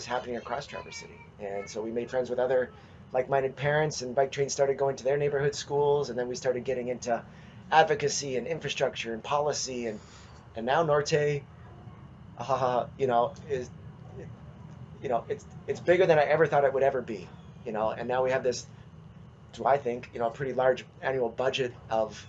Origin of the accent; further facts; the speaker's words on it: about 300 km northwest of Winnipeg, Manitoba, Canada; moved away; I grew up in Canada. I grew up near outside of Winnipeg, about 300 kilometers northwest of Winnipeg in Manitoba.